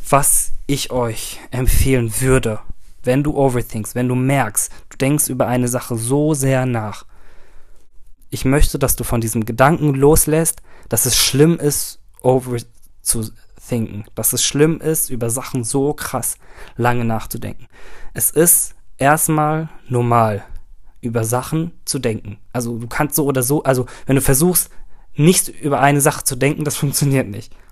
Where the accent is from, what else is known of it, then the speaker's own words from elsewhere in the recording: Turkey; also ich bin Türke, das heißt, meine Familie ist riesig.